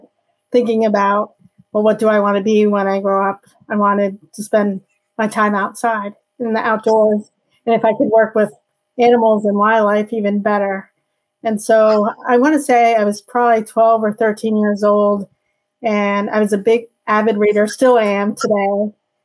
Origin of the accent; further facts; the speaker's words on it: Maine, United States; So I'm a Mainer. I grew up here in Maine.